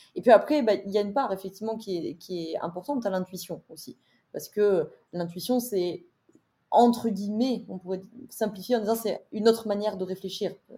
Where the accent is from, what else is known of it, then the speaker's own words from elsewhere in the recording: Drôme, Auvergne-Rhône-Alpes, France; also born or lived in Lyon; J'ai quitté Lyon pour pour ma Drôme natale